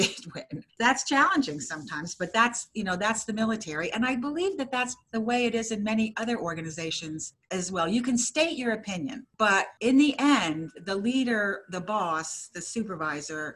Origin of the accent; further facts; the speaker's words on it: New Jersey, United States; moved away as an adult; also born or lived in Vermont; We are from New Jersey